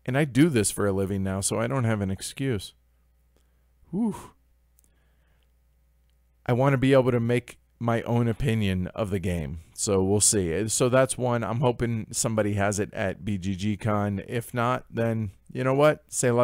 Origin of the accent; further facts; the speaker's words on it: Portland, Oregon, United States; Hey, I'm from Portland. This is the closest team.